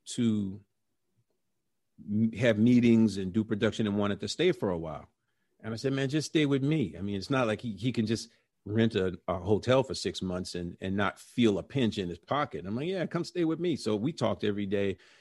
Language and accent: English; New Orleans, Louisiana, United States; moved away; also born or lived in Brooklyn / New York; we're from New Orleans